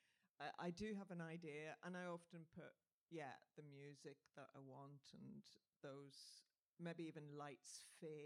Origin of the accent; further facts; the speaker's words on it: Northern Ireland, United Kingdom; I'm Northern Irish